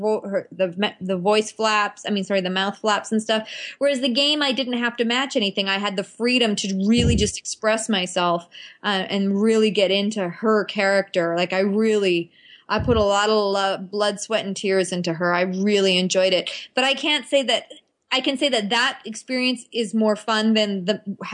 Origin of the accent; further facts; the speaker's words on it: Ottawa, Ontario, Canada; moved away; I went to high school in Ottawa, so that was kind of like inaugural with my hometown